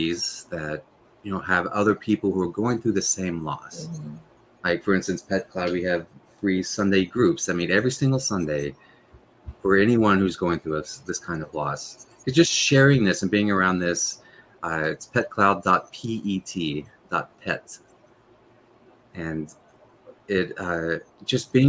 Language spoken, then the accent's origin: English; Tennessee, United States; moved away; I'm from Tennessee originally